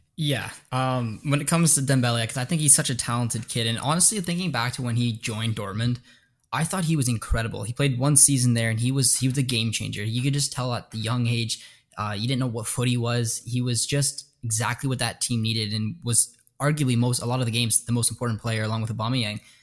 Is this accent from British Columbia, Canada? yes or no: no; Toronto, Ontario, Canada; my hometown